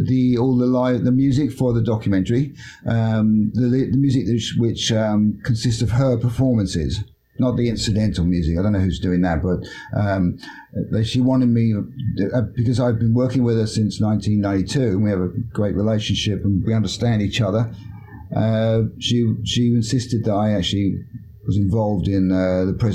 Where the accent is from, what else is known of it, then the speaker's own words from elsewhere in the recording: London, United Kingdom; I'm European, right? I'm from London